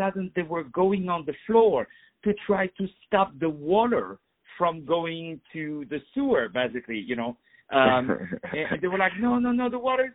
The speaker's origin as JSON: {"language": "English", "town": "Paris", "region": "Île-de-France", "country": "France", "second_language": "English", "said": "From Paris, brother. From Paris."}